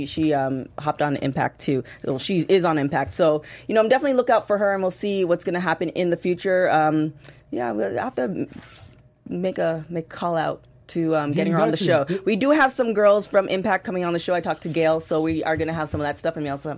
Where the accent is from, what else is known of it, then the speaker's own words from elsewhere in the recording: Canada; It really tickled me, and it you know, it was just, because, you know, being Canadian.